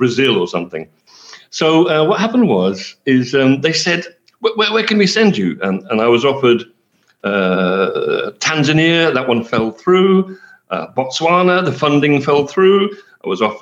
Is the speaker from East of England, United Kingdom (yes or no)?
yes; St Albans, East of England, United Kingdom; first language English; moved away as an adult; also born or lived in London / Colchester; now in Indonesia; I grew up in St Albans in Hertfordshire